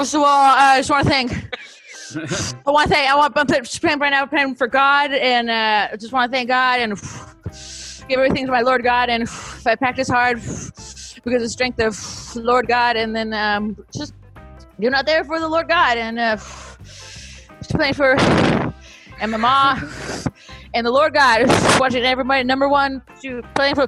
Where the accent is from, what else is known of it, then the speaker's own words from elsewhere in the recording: Bellflower, California, United States; I was born in Bellflower, California